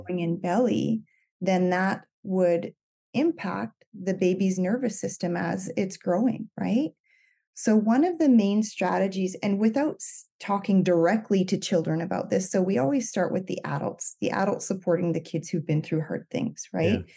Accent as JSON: {"language": "English", "area": "Cape Breton Island", "region": "Nova Scotia", "country": "Canada", "moved": "as an adult", "lives_now": "British Columbia, Canada", "said": "I'm from Cape Breton Island, um, but I live in British Columbia right now. I've been here since twenty ten."}